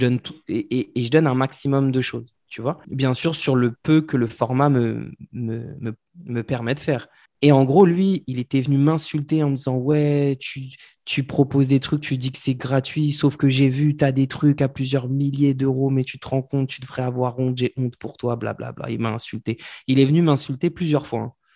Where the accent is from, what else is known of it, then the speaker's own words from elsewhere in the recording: France; nous, en tant que Français